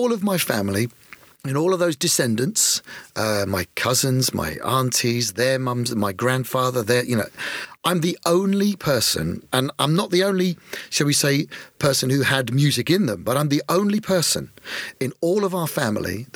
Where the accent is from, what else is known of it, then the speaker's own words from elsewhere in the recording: Woking, South East England, United Kingdom; also born or lived in Addlestone, Surrey / Eastleigh, Hampshire; I was born in Woking.